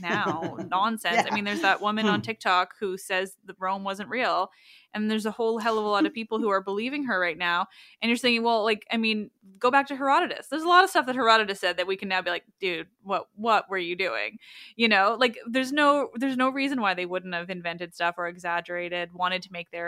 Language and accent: English; Canada; as a Canadian